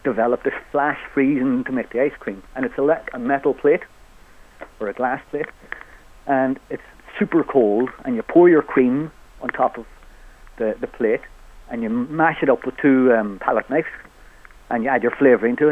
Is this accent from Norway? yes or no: no; Ireland; being from Donegal, the border's only 15 miles away from here